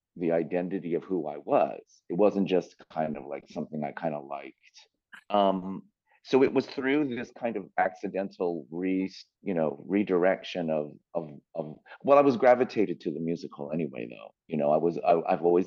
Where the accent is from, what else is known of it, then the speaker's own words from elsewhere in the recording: San Francisco, California, United States; moved away as an adult; also born or lived in New York / Los Angeles; I grew up in San Francisco